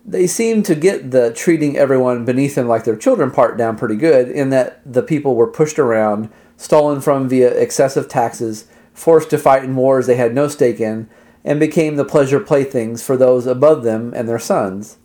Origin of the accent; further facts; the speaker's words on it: United States; I was from America